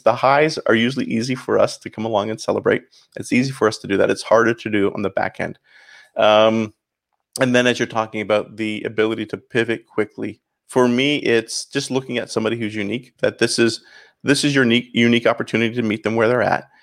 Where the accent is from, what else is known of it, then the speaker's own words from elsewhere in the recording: St. Catharines, Ontario, Canada; accent: Canadian; moved away as an adult; also born or lived in Chicago; now in Miami, United States; So I grew up in Saint Catharines, Ontario, about thirty minutes north of Buffalo